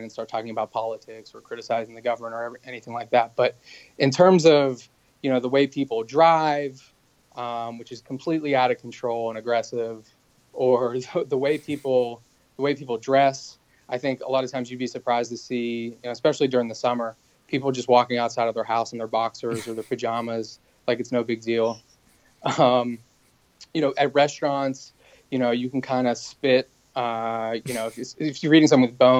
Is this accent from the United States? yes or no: yes; United States; moved away as an adult; also born or lived in China; I was an American